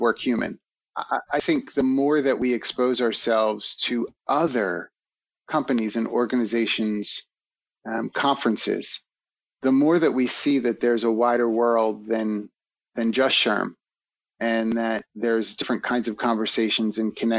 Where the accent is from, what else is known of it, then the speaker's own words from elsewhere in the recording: Philadelphia, Pennsylvania, United States; as a kid growing up in Philly